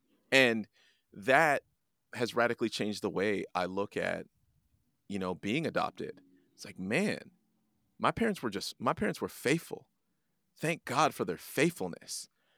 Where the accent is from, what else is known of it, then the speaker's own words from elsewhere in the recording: Canada; understanding where I came from and being proud of being Jamaican, but I'm also proud of being Canadian because of their faithfulness. I'm proud to wave both of those flags.